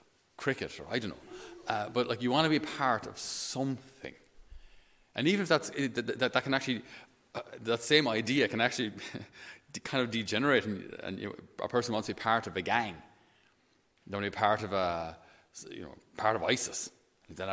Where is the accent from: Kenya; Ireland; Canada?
Ireland; Tipperary, Munster; I was from Tipperary